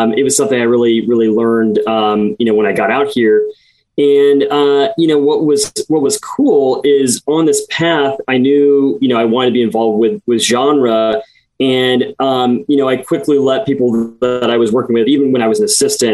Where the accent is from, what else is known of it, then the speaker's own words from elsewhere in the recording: Midwest, United States; I grew up in the Midwest